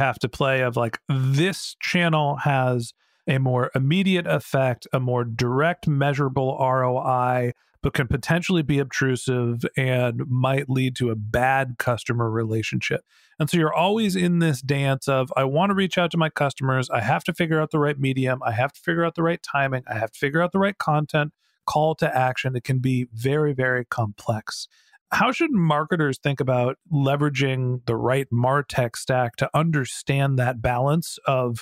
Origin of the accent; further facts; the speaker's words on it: Northern California, United States; I'm from Northern California